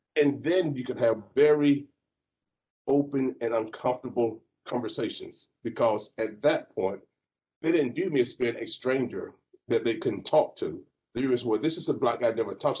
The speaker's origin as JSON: {"language": "English", "region": "Alabama", "country": "United States", "tie": "born or raised there", "also_born_or_lived": "Jacksonville, Florida / Texas", "moved": "as an adult", "said": "I grew up in Alabama"}